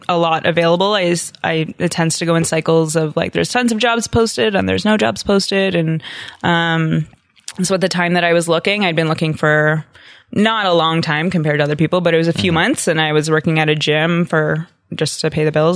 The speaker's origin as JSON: {"language": "English", "town": "Orillia", "region": "Ontario", "country": "Canada", "tie": "born or raised there", "moved": "yes", "lives_now": "Ottawa, Canada", "said": "I am from the bustling metropolis of Orillia, Ontario"}